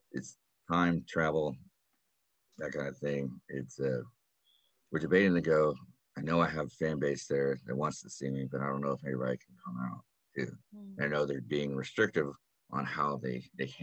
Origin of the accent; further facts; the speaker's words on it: Texas, United States; We are from Texas.